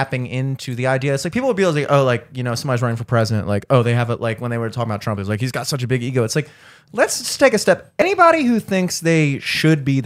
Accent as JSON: {"language": "English", "town": "Towson", "region": "Maryland", "country": "United States", "tie": "born or raised there", "said": "the way I was raised and a lot of my friends, you know, growing up in Towson"}